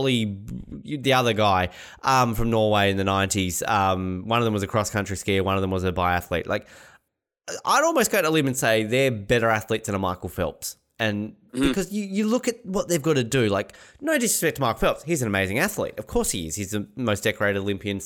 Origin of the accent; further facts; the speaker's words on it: Australia; as an Australian